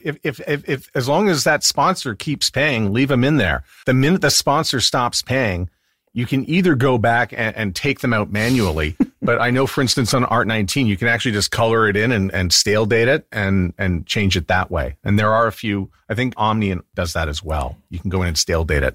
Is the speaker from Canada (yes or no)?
yes; Canada; also born or lived in Winnipeg, Manitoba; I'm Canadian